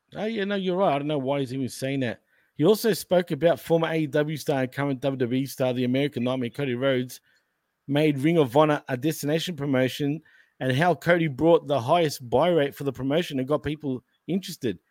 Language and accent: English; Australia; accent: Australian; I'm Australian